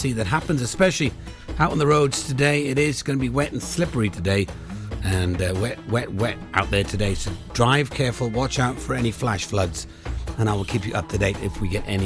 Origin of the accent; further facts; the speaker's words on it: Pembrokeshire, Wales, United Kingdom; I'm born and bred in Pembrokeshire